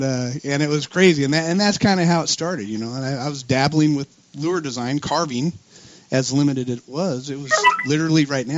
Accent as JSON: {"language": "English", "town": "Los Angeles", "region": "California", "country": "United States", "tie": "born or raised there", "said": "growing up in San Fernando Valley"}